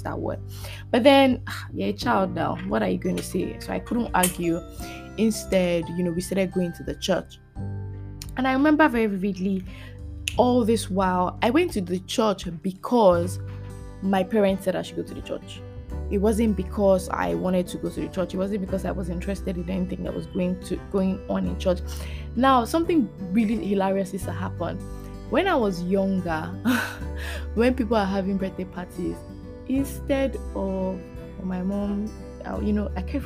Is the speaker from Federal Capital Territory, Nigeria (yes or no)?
no; Lagos, Nigeria; So we moved from Satellite Town. We moved to Ikoyi.